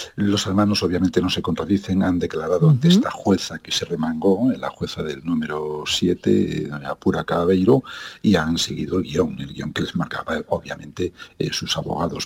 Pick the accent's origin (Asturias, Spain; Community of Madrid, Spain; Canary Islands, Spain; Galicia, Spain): Galicia, Spain; southern Lugo, Ribeira Sacra; Yo, eh, que soy gallego, que no he nacido en Coruña, pero con una gran vinculación por esa ciudad maravillosa, soy del sur de Lugo, de la Riviera Sacra